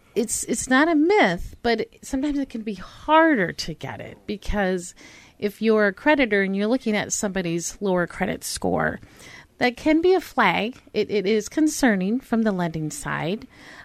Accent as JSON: {"language": "English", "town": "Pine Island", "region": "Minnesota", "country": "United States", "moved": "yes", "said": "Yeah, I'm from Pine Island."}